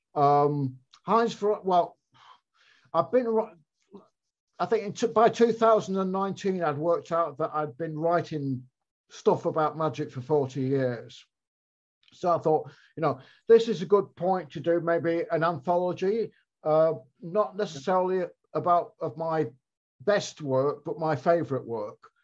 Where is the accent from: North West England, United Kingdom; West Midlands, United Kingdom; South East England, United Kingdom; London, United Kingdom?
North West England, United Kingdom; Blackpool; moved away; Blackpool, which is where I was from and where I was back living